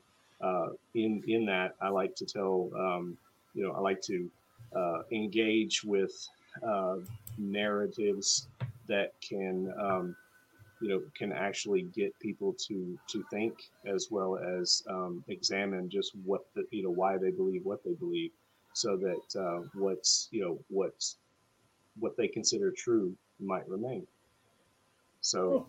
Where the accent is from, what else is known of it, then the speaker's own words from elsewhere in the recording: Tennessee, United States; also born or lived in Mountain Home Air Force Base, Idaho / Augusta, Georgia; I grew up in Tennessee